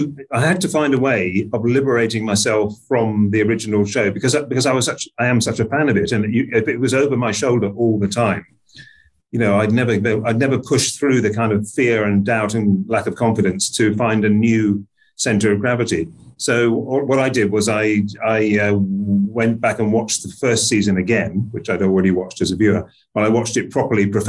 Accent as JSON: {"language": "English", "country": "United Kingdom", "said": "we as British, as Brits"}